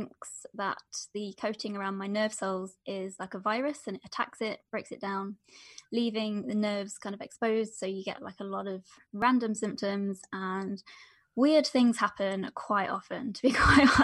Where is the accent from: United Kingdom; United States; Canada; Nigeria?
United Kingdom; Derbyshire, East Midlands; I'm from Derbyshire in the UK, which is basically right in the center of the UK